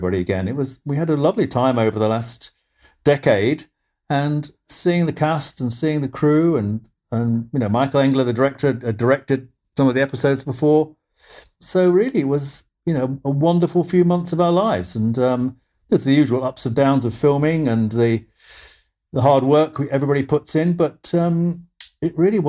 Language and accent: English; United Kingdom; also born or lived in Ireland; I'm actually Irish, but we moved to the UK when I was very small, as a baby.